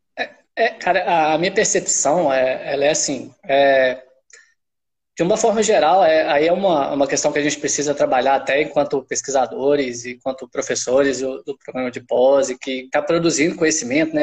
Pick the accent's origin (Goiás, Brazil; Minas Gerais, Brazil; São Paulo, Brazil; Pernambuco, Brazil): Minas Gerais, Brazil; accent: mineiro; moved away as an adult; also born or lived in Pará; now in Belém, Brazil